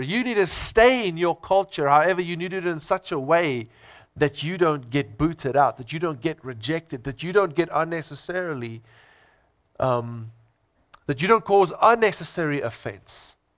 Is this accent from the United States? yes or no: no; South Africa; I'm first a Christian, then I'm a South African. I'm first a Christian, then I'm an Afrikaner.